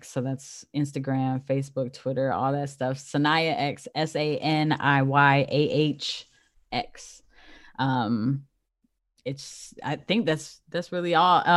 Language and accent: English; California, United States; born there; I was born in Cali, so